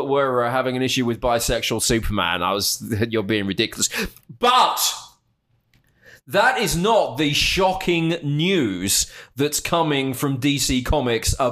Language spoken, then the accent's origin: English; United Kingdom; even as a Brit